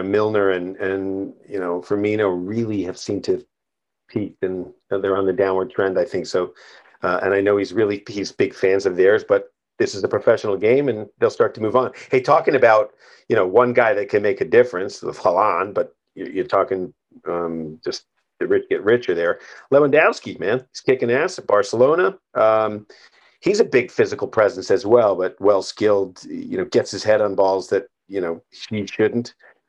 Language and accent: English; Ireland; also born or lived in Edinburgh; Well, I'm Irish. I've had enough of the Queen.